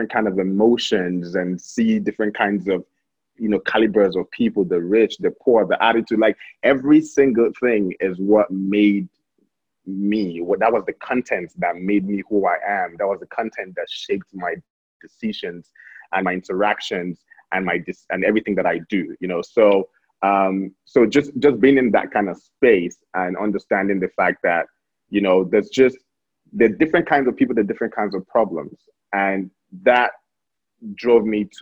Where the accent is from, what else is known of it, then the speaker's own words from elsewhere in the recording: Abuja, Federal Capital Territory, Nigeria; also born or lived in Delta State, Nigeria; I was born in Delta State, but I grew up here in Abuja.